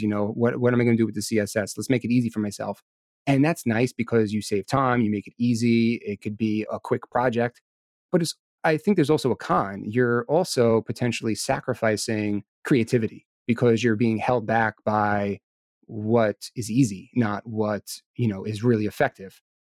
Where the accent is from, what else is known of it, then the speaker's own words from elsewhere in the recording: New York, United States; I was born and raised here in New York. I live out in Long Island with my wife